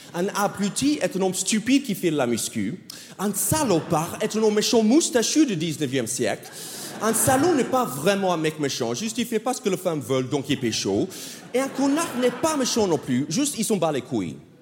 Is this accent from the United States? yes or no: yes; United States; accent: American; French is a second language; moved away as an adult; now in France; moi je suis un Américain Ouais, vraiment, vraiment, je suis américain. Ça fait 12 ans que j'habite en France maintenant